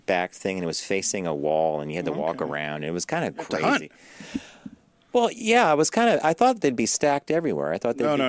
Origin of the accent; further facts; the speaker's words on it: Pittsburgh, Pennsylvania, United States; Yeah. I'm from Pittsburgh. What do you want, right?